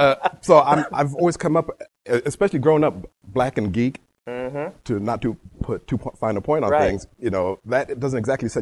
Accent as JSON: {"language": "English", "region": "London", "country": "United Kingdom", "tie": "born there", "said": "I was born in London."}